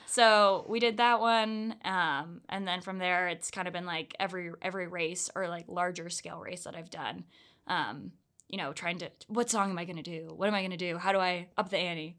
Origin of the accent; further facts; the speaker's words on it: Orlando, Florida, United States; moved away as an adult; also born or lived in Georgia; now in Salt Lake City, United States; I'm originally from Orlando, Florida